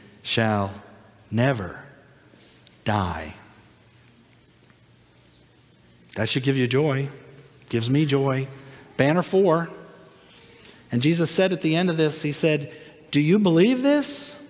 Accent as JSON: {"language": "English", "region": "Minnesota", "country": "United States", "lives_now": "Florida, United States", "said": "I came from Minnesota before we came to Florida."}